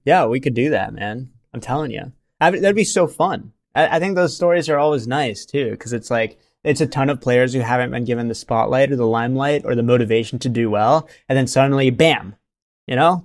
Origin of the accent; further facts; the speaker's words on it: India; moved away; I was born in India